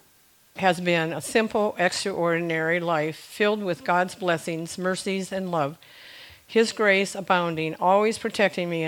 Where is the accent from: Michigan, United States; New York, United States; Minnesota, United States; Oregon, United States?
Michigan, United States; St. Clair; also born or lived in Algonac, Michigan; as their firstborn child born to them in St. Clair, Michigan.